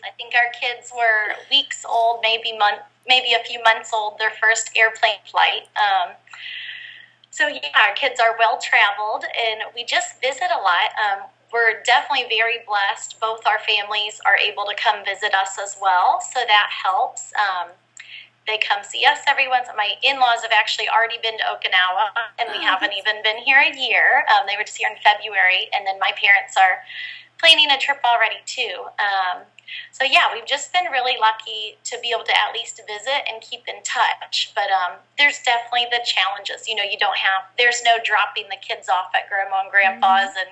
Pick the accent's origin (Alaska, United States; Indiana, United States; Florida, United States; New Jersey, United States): Indiana, United States; Fort Wayne; moved away as an adult; now in Japan; I'm from Fort Wayne, Indiana. I was born and raised there until college.